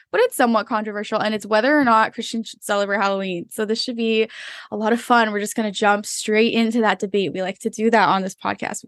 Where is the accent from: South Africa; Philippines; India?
Philippines; moved away; also born or lived in Florida, United States; I grew up in the Philippines, then I lived in Florida for a long while